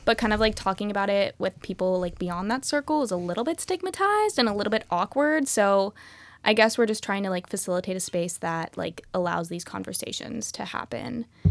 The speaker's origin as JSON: {"language": "English", "town": "Happy Valley", "region": "Oregon", "country": "United States", "tie": "born or raised there", "also_born_or_lived": "Portland", "said": "was born in Portland and raised just outside of there in Happy Valley"}